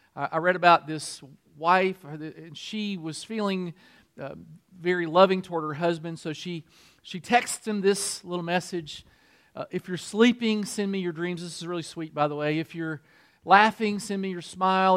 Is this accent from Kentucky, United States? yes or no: yes; Kentucky, United States; moved away as an adult; also born or lived in Michigan; I'm from Kentucky